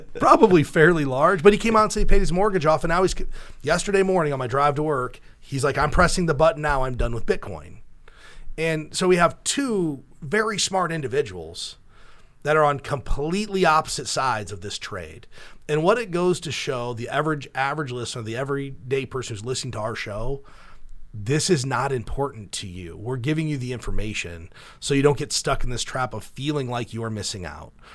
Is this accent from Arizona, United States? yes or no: no; Cedar Rapids, Iowa, United States; we're from Cedar Rapids, Iowa